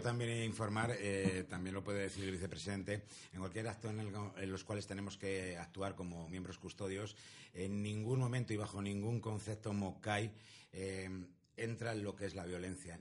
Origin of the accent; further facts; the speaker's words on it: Madrid, Community of Madrid, Spain; now in Zaragoza, Spain; Llevo desde el año 75 aquí en Zaragoza, en esta bella tierra maña, que yo soy de Madrid